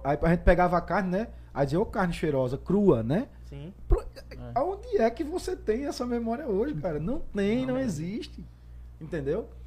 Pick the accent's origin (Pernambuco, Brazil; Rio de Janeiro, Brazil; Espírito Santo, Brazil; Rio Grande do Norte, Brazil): Rio Grande do Norte, Brazil; Potiguar; also born or lived in São Paulo; now in Currais Novos, Brazil; Eu amo ser potiguar, eu tenho o maior amor à minha terra, às minhas raízes.